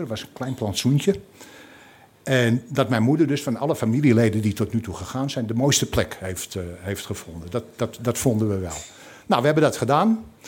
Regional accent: Amsterdam, North Holland, Netherlands; now in Scheveningen, Netherlands; ik kom oorspronkelijk uit Amsterdam. Ik woon al jarenlang in Scheveningen

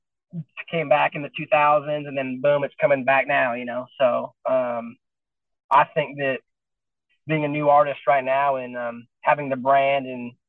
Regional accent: Wyoming, United States; moved away as an adult; now in Nashville, United States; growing up in Wyoming

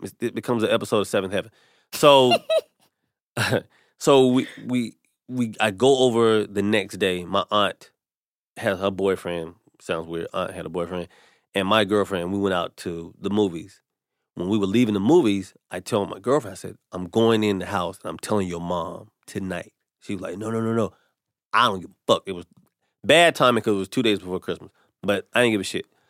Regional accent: North Carolina, United States; I'm from North Carolina

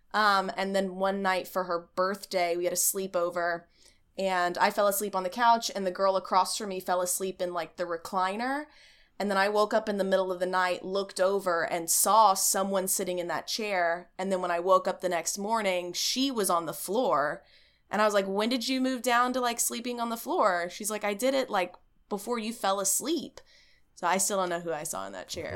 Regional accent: East Texas, United States; I grew up in East Texas, like rural country area

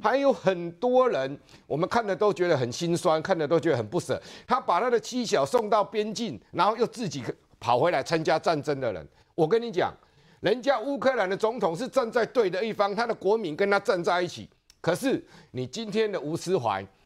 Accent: Taiwan; 我们台湾人

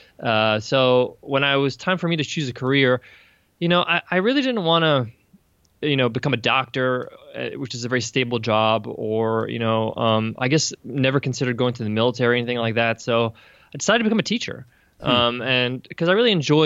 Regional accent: Long Island, New York, United States; I was born and raised in New York. Long Island, New York is where I come from.

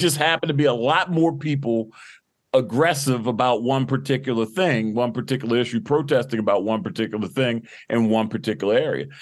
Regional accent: Baltimore, Maryland, United States; born and raised in Baltimore, you know, went to Baltimore City Public Schools

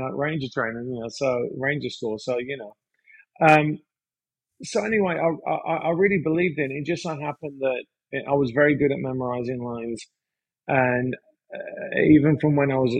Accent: West Midlands, United Kingdom; moved away as an adult; now in United States; I grew up in the UK. I grew up in Mordor

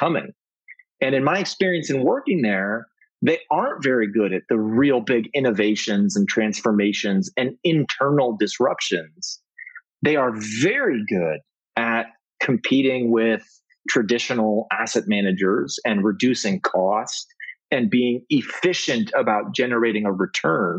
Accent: Canada; As a Canadian myself, I'm a dual citizen.

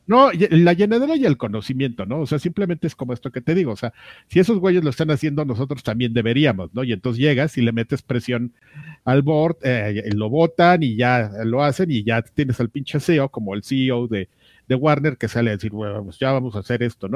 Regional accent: Mexico; como lo que somos, amigo, como mexicanos

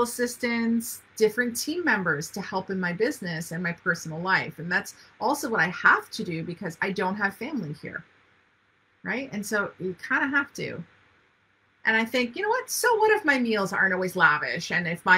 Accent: Ontario, Canada; now in North Vancouver, Canada; I live in Vancouver, North Vancouver to be specific. My family's in Ontario

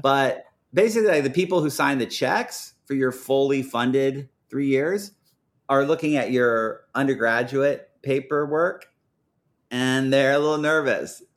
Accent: Portland, Oregon, United States; growing up in Portland, I mean, everyone was from here

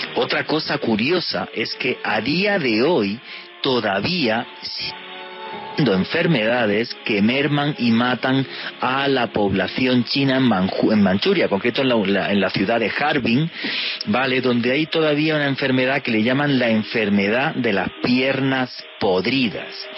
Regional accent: Spain; yo soy español

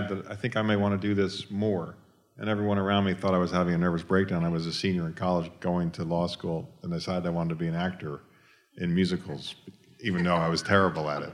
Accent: New York, United States; I grew up in New York, and we had lots of rallies and marches.

